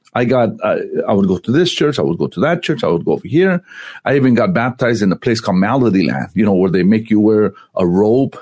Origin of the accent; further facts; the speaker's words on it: Santa Ana, California, United States; I grew up in Santa Ana, it's it's the LA of Orange County